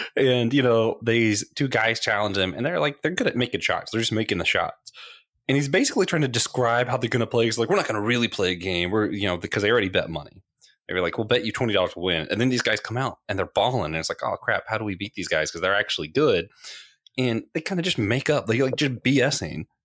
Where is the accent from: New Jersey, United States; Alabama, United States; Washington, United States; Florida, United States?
Florida, United States; Tallahassee; I grew up in Tallahassee